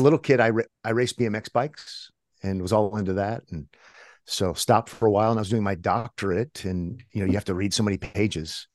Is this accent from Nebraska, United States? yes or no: yes; Omaha, Nebraska, United States; born and raised in Omaha, so kind of middle of America